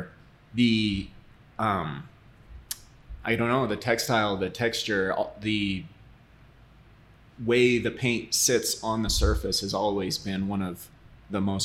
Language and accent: English; Southeast Idaho, United States; I grew up in Southeast Idaho, really a farm community